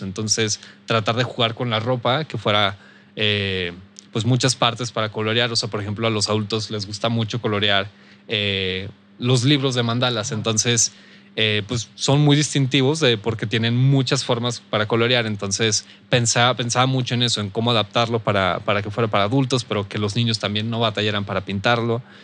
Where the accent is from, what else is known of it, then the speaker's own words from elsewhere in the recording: Saltillo, Coahuila, Mexico; soy de aquí de Saltillo